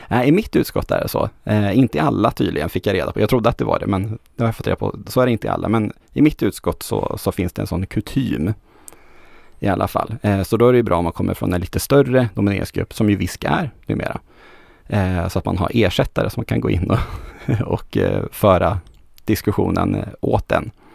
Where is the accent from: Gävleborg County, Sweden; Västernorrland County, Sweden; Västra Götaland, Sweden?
Västernorrland County, Sweden; moved away as an adult; also born or lived in Örnsköldsvik; now in Gothenburg, Sweden; som ångermanlänning som, som jag är, så är jag ju van det, det är ganska mycket frikyrkligt eh, hos, hos oss, får jag väl säga fortfarande oss, även om jag inte har bott där på 12 år